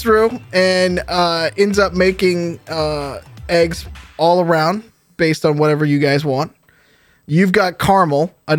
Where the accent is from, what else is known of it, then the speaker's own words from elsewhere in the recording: New Orleans, Louisiana, United States; I'm from New Orleans. I'm from the Deep South.